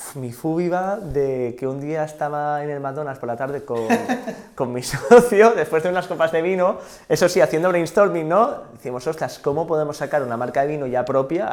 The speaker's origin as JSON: {"language": "Spanish", "town": "Sant Sadurní d'Anoia", "region": "Catalonia", "country": "Spain", "said": "yo soy de San Saorni"}